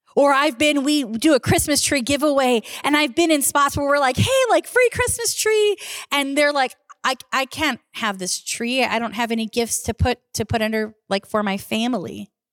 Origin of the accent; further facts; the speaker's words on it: Southern California, United States; moved away; I grew up in Southern California